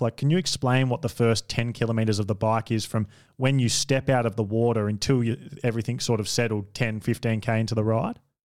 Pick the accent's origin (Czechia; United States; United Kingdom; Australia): Australia; I'm an Australian